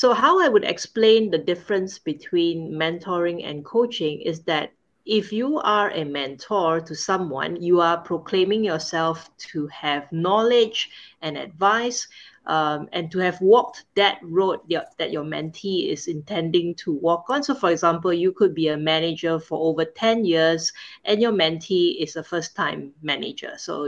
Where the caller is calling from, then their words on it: Singapore; I'm calling in from Singapore, and right now is 9:30 p.m.